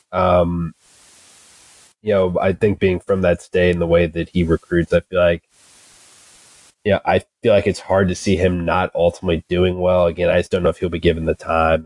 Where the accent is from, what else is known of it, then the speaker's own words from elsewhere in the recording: Kentucky, United States; I'm from Kentucky. Like I grew up like right across the river from Indiana